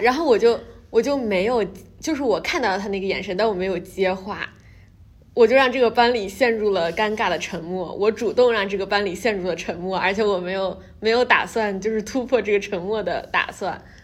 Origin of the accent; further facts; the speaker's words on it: China; moved away as an adult; now in New York, United States; 因为我是中国来的，然后我又是一个中国女医生